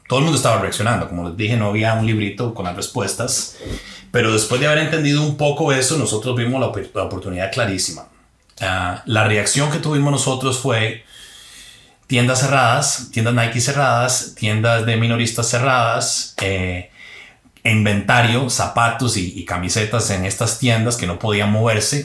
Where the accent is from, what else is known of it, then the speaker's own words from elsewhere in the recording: Heredia, Costa Rica; moved away as an adult; salí de Heredia, pero Heredia no salió de mí